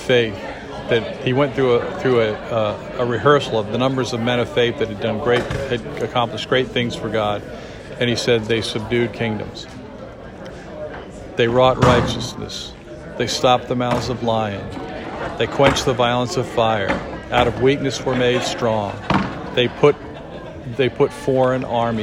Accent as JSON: {"language": "English", "country": "United States", "said": "we as the American people"}